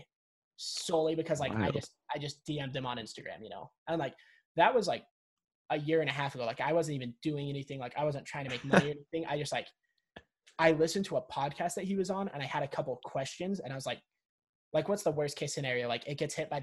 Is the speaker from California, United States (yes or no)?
no; Salt Lake City, Utah, United States; I'm from Salt Lake City, Utah